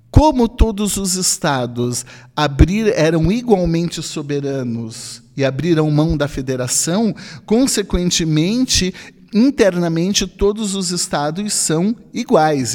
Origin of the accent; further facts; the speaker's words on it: Brazil; todos somos brasileiros